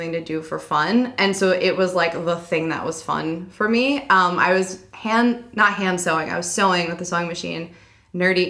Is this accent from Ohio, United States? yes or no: no; Pennsylvania, United States; I grew up in Pennsylvania.